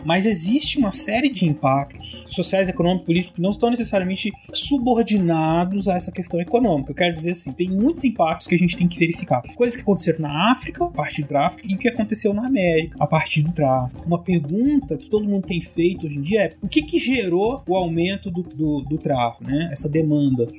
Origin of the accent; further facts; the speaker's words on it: Brazil; eu e o César somos brasileiros